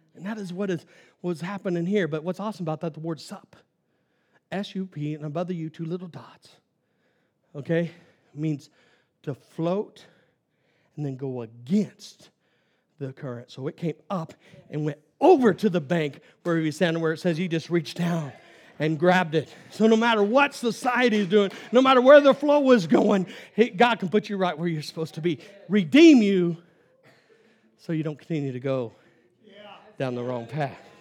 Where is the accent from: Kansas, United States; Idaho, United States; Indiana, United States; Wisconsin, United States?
Kansas, United States; I'm from Kansas